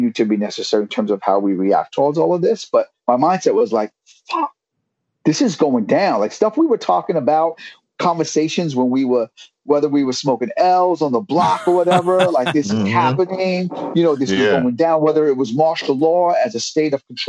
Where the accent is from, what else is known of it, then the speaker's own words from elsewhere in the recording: New York City, New York, United States; now in Bay Area, United States; growing up in New York City and in Brooklyn, especially